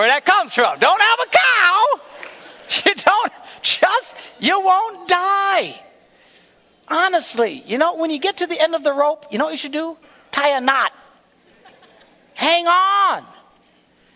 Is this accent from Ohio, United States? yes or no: no; Wisconsin, United States; We're from Wisconsin